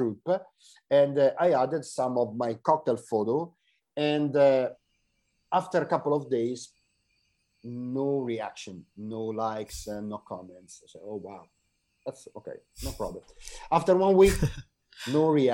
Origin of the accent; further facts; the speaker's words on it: Italy; I'm here from Italy and I'm, I don't know, in the opposite side of the world